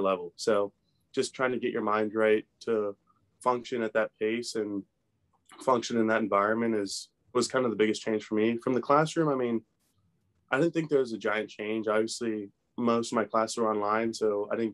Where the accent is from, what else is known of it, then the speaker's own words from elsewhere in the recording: Maryland, United States; being from Maryland